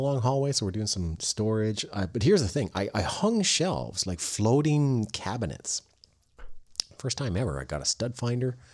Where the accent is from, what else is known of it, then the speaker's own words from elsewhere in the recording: Canada; I'm Canadian